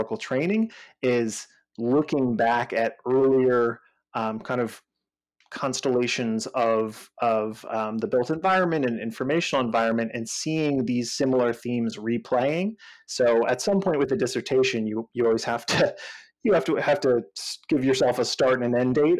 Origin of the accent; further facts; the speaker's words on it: Northeast, United States; moved away as an adult; also born or lived in San Francisco Bay Area; I'm actually from the Northeast